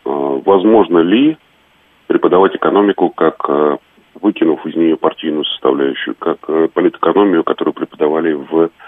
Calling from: Moscow, Russia

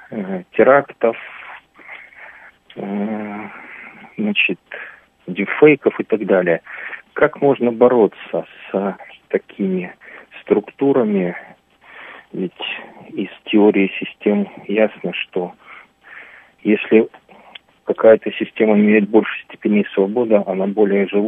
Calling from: Barnaul, Altai Krai, Russia; я из Барнаула.

